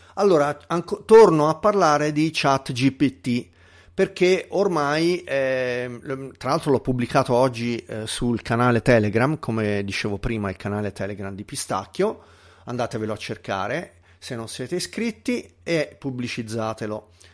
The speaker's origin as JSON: {"language": "Italian", "region": "Tuscany", "country": "Italy", "tie": "born or raised there", "accent": "Tuscan, fairly light", "said": "sono toscano, nato in Toscana, però ehm, ho avuto una famiglia che mi ha sempre incoraggiato a parlare l'italiano standard e quindi come sentite ehm, io parlo un accen- con un accento toscano ma abbastanza lieve"}